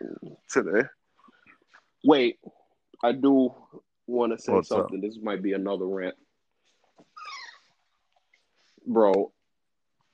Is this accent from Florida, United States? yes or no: no; New York City, New York, United States; I was born in the Bronx